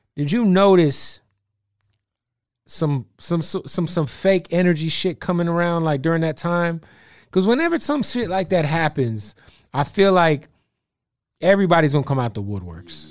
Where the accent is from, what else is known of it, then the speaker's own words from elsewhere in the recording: Phoenix, Arizona, United States; I'm from Phoenix.